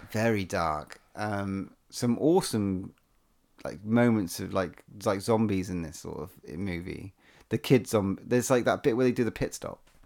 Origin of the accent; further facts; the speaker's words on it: England, United Kingdom; we're English